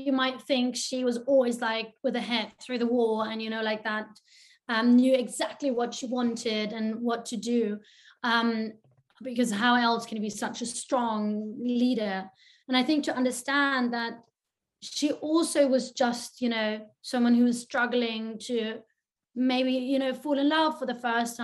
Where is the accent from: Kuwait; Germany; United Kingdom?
Germany; I'm German